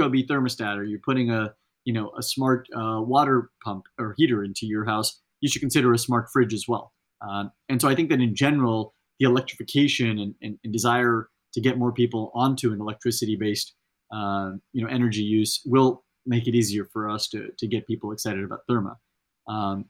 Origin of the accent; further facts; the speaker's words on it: Central Valley, California, United States; I grew up in the Central Valley in California